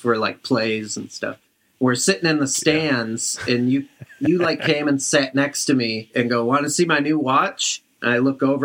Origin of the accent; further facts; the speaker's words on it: Brighton, Michigan, United States; I grew up in Brighton. It's like a 20-minute drive from Ann Arbor.